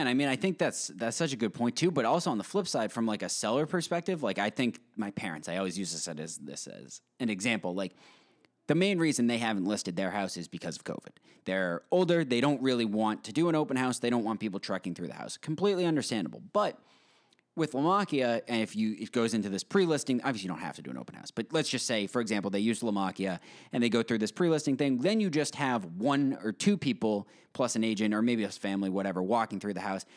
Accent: Westborough, Massachusetts, United States; I lived in Westboro for my basically my whole life

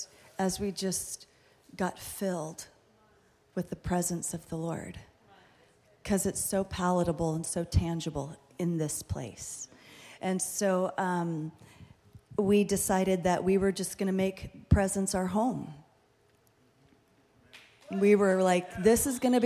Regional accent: Fullerton, California, United States; we're from Fullerton. I've been in Fullerton for a really, really long time.

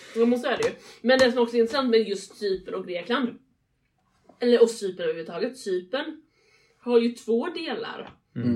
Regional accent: Sweden

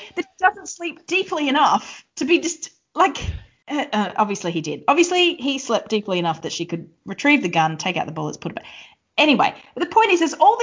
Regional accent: Queensland, Australia; I'm from Queensland

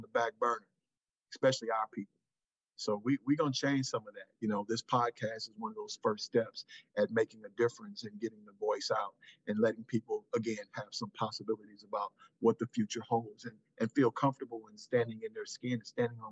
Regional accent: St. Louis, Missouri, United States; I was born here in St. Louis

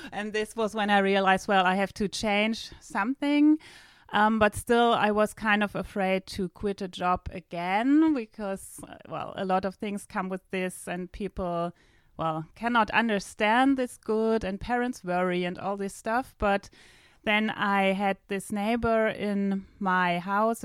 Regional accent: Northern Germany, Germany; English is a second language; moved away as an adult; now in southern Germany; I am from Germany. I just recently moved from the northern part to the south of Germany

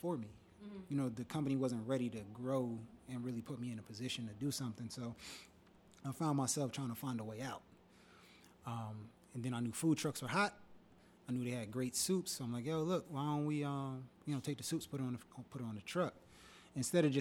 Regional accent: Old Bridge, New Jersey, United States; moved away as an adult; also born or lived in Miami, Florida; born and raised in Jersey. Went to FIU for school. Old Bridge.

